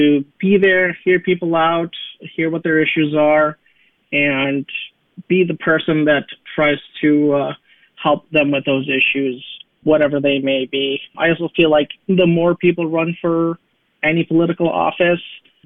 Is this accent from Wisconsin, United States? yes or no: yes; Delavan, Wisconsin, United States; also born or lived in Williams Bay, Wisconsin; now in Madison, United States; I actually immigrated to the United States when I was about 7 years old. I grew up primarily in Delavan, Wisconsin, and Williams Bay, Wisconsin